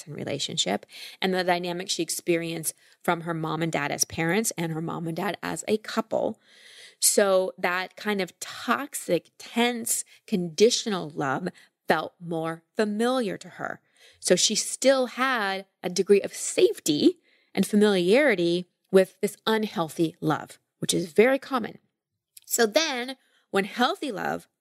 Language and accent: English; Texas, United States; I grew up in Texas